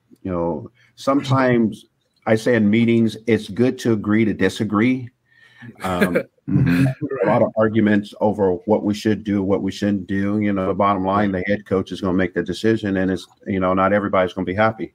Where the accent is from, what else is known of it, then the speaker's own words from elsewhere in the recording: Long Beach, California, United States; also born or lived in Chicago, Illinois; I grew up in Long Beach, which was rough.